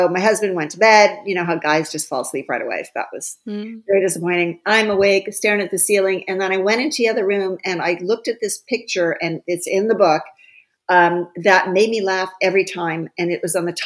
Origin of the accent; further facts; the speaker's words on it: Ohio, United States; my hometown in Ohio